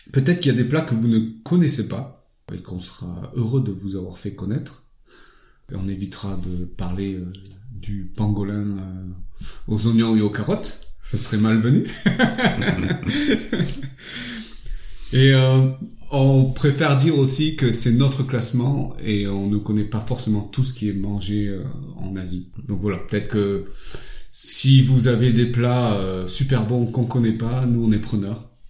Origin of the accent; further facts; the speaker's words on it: France; Non, non, je suis français d'origine vietnamienne.